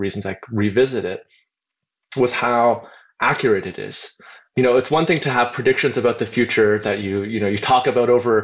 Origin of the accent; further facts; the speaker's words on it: Hamilton, Ontario, Canada; now in Silicon Valley, United States; I grew up in near Toronto in Canada, in a little steel town called Hamilton